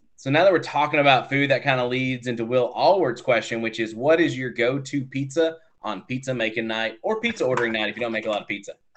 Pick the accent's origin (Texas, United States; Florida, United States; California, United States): Texas, United States; I'm also from Texas